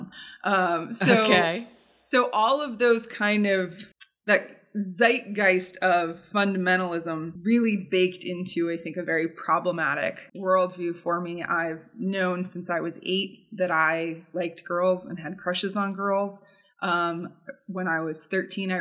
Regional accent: Southern Ohio, United States; where I grew up in Southern Ohio

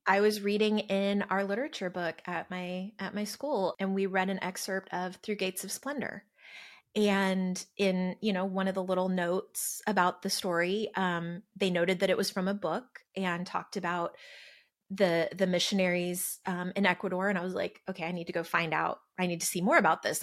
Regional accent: California, United States; also born or lived in Arizona; now in Texas, United States; I grew up in California, lived in the Southwest, Arizona, here in Texas

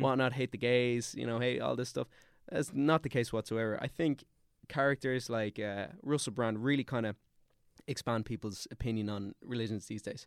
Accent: Dublin, Leinster, Ireland; also born or lived in Austria; I'm from Glasnevin.

